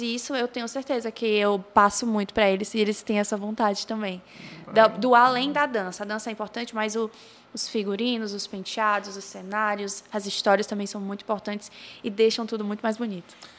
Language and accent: Portuguese; Pacatuba, Ceará, Brazil; now in Maracanaú, Brazil; Eu não sou de Maracanã, eu sou de Pacatuba. E uhum. aí eu só vim para Maracanã com 10 anos